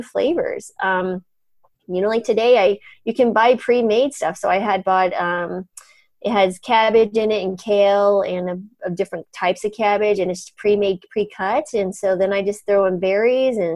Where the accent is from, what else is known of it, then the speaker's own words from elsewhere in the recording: New Mexico, United States; moved away; also born or lived in Colorado / Boca Raton, Florida; I grew up in New Mexico